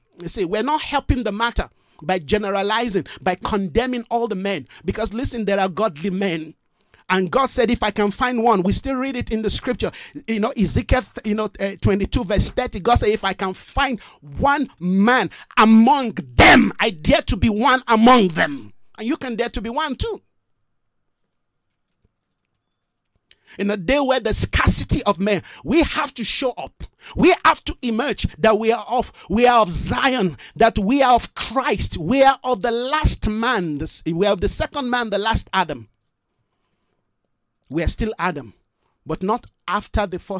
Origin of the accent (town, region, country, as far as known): Nigeria; moved away as an adult; now in South Africa